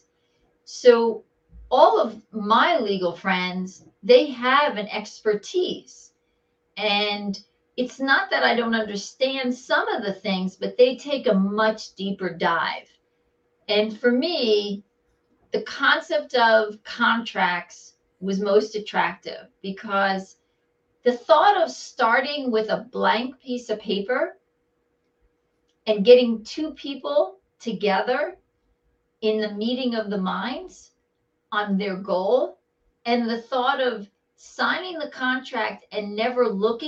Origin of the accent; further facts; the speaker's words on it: Bergen County, New Jersey, United States; also born or lived in New York City; I'm a true Jersey girl